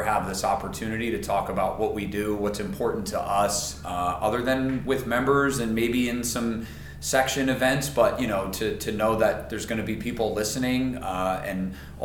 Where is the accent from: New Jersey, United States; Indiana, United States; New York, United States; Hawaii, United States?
New York, United States; Rockland; moved away